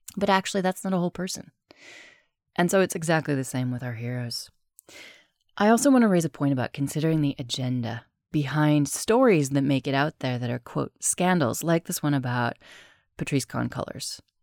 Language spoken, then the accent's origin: English; United States; also born or lived in United Kingdom; now in Spain; I'm American, I'm also British, I live in Spain